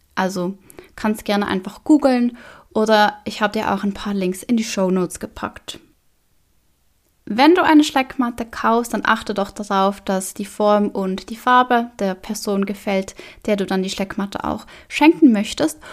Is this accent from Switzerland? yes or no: yes; Switzerland; bei uns in der Schweiz